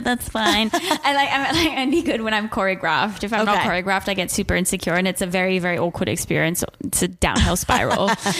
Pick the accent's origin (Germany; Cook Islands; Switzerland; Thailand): Switzerland; moved away as an adult; also born or lived in England; now in United States; So I grew up in Switzerland